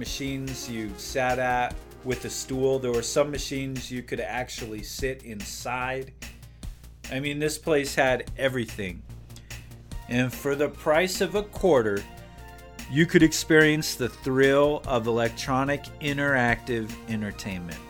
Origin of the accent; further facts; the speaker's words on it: Gering, Nebraska, United States; also born or lived in Laramie, Wyoming; we moved away from Laramie, we moved to a small town called Gearing, Nebraska